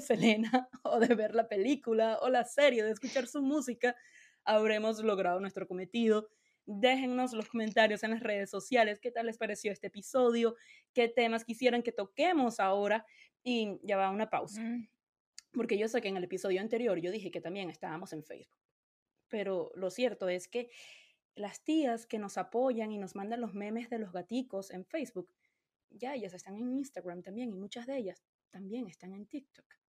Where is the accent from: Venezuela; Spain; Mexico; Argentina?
Venezuela; yo de Venezuela, a mí en mi casa a mí nunca me hablaron de invertir.